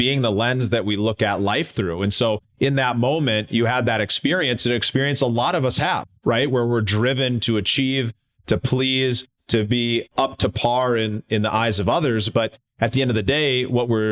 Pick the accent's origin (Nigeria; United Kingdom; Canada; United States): United States; Minneapolis, Minnesota; Minneapolis, my hometown.